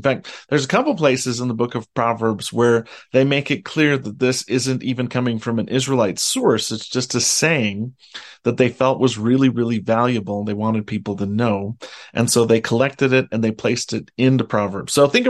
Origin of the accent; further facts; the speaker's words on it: Utah, United States; I grew up in Utah, and I live in Utah, and I only visit the ocean occasionally.